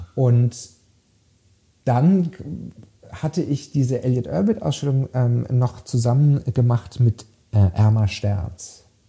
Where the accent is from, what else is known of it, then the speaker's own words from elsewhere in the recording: Freiburg im Breisgau, Baden-Württemberg, Germany; moved away as an adult; also born or lived in London; in Freiburg im Breisgau, wo ich aufgewachsen bin.